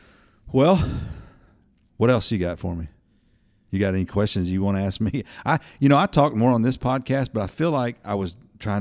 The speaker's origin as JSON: {"language": "English", "town": "Birmingham", "region": "Alabama", "country": "United States", "tie": "born there", "said": "I was born in Birmingham in the early 70s."}